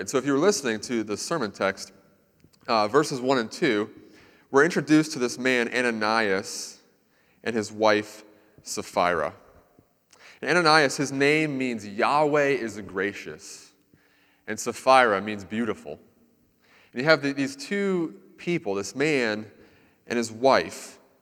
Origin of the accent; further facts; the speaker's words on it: Central Florida, United States; I lived in Central Florida for a lot of my life